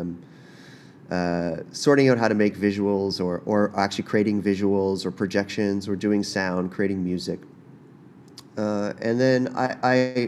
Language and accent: English; Prince Edward Island, Canada; I'm from Prince Edward Island